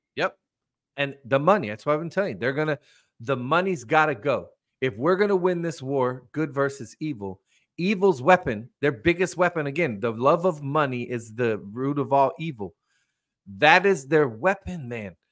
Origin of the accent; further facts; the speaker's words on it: United States; as an American